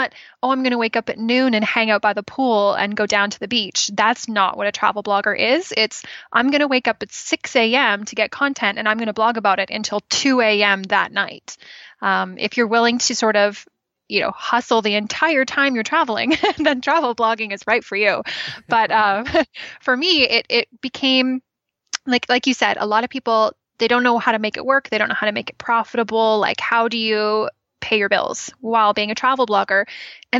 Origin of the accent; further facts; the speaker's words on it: just outside Toronto, Ontario, Canada; moved away as an adult; now in British Columbia, Canada; I grew up in Ontario, and just right outside of Toronto, and I moved out here in 2013.